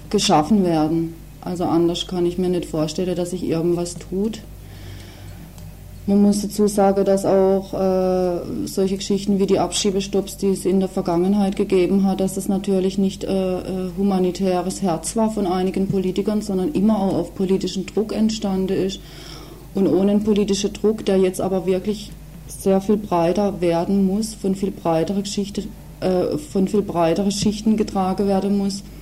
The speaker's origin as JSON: {"language": "German", "region": "West Germany", "country": "Germany", "said": "hier als ähm, Westdeutsche oder Westdeutscher, welche Rolle wir hier auch spielen in diesem Spiel"}